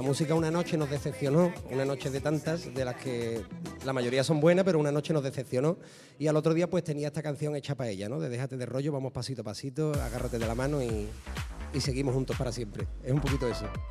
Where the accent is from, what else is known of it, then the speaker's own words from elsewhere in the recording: San José de la Rinconada, Andalusia, Spain; mi pueblo